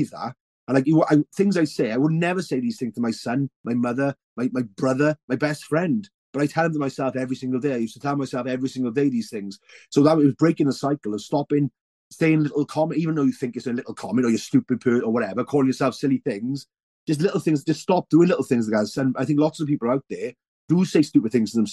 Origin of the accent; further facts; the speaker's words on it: Welsh, Wales, United Kingdom; being Welsh